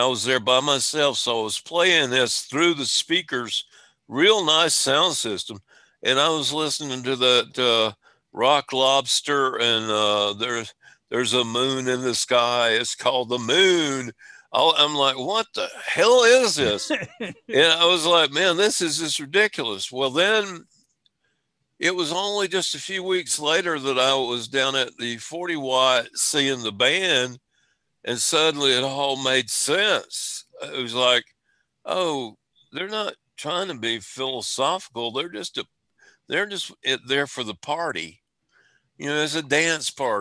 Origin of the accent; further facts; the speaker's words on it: Spartanburg, South Carolina, United States; I'm a dumbass from Spartanburg.